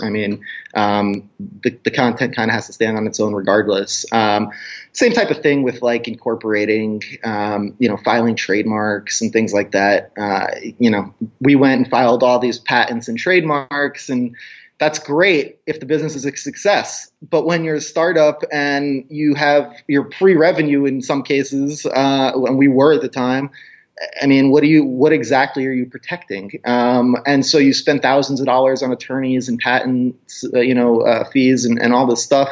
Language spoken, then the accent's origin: English; New York, United States; moved away; also born or lived in Arizona; I grew up in New York